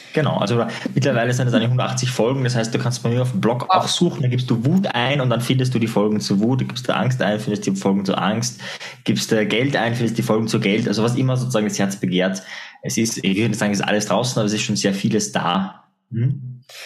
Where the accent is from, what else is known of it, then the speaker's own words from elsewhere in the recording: Austria; bei uns in Österreich